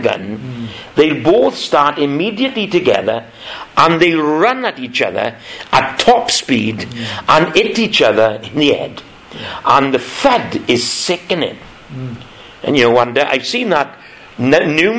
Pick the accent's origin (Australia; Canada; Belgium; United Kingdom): United Kingdom; Welsh, Wales; thank God we're Welsh, and thank God we live in the valleys